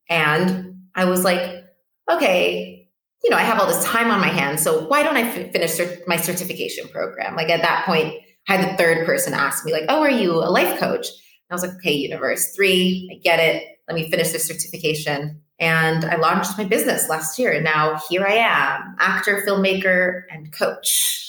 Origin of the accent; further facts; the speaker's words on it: Addis Ababa, Ethiopia; also born or lived in Lisbon, Portugal; now in Cape Verde; And I was born in Lisbon, Portugal. I grew up in Addis Ababa, Ethiopia. My mom is Cape Verdean, which is where I am right now. And my dad is Mozambican.